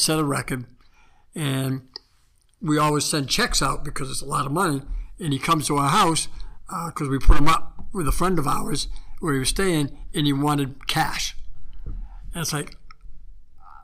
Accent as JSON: {"language": "English", "area": "the East", "region": "East Coast", "country": "United States", "also_born_or_lived": "California", "moved": "as an adult", "said": "I was from the East"}